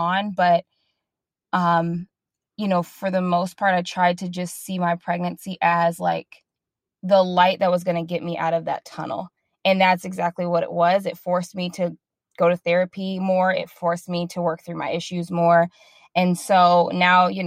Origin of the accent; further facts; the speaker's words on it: Midwest, United States; now in Dallas, United States; We live in Dallas, Texas. We're originally from the Midwest.